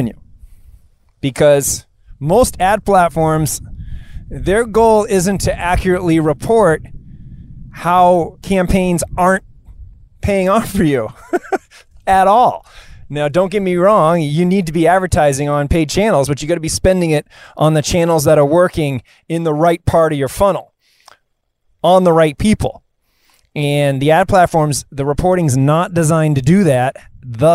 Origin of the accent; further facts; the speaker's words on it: Marblehead, Massachusetts, United States; I'm coming to you here live from Gary Island on Marblehead, Massachusetts, my hometown